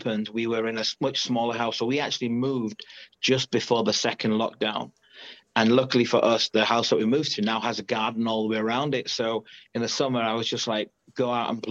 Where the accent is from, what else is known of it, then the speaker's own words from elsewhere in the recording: Leeds, Yorkshire and the Humber, United Kingdom; I'm from Leeds in England, 41.